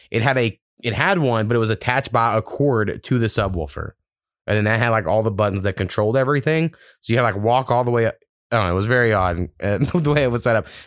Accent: United States; I'm an American

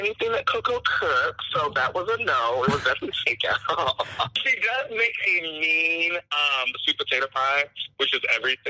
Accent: Panama City, Florida, United States; now in Las Vegas, United States; I'm from Florida. I'm from Panama City. It's a small, like, conservative town in the Panhandle.

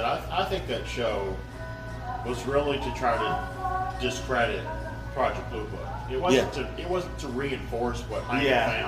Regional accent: Kentucky, United States; we're from Kentucky, or I'm from Kentucky

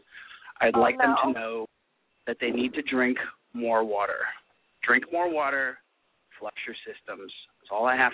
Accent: New York City, New York, United States; I'm from New York. I hail from Queens.

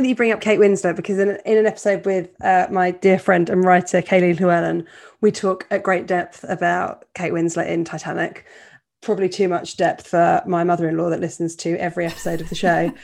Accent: Portsmouth, South East England, United Kingdom; I grew up in Portsmouth

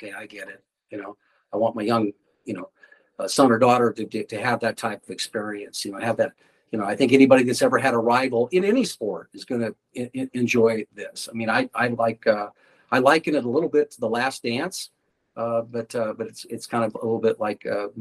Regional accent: Ames, Iowa, United States; my hometown, Ames

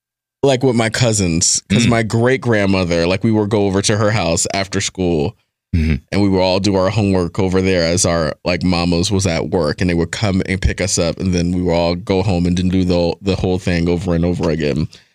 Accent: Rahway, New Jersey, United States; also born or lived in Elizabeth; In Elizabeth and then in Rahway.

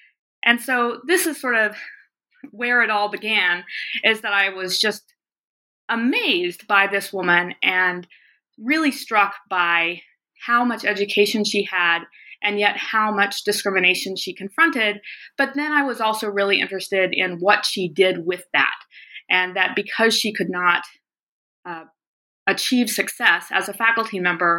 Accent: the South, United States; also born or lived in American West; So I grew up largely in the South, but also in the West, which is where I now live and teach at the University of Montana.

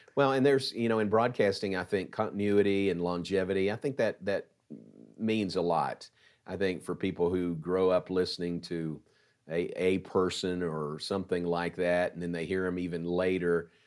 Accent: Danville, Kentucky, United States; moved away as an adult; also born or lived in Louisville, Kentucky; now in Waco, United States; my hometown of Danville, Kentucky

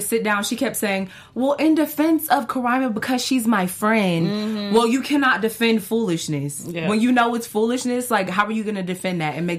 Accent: Atlanta, Georgia, United States; I'm from Atlanta

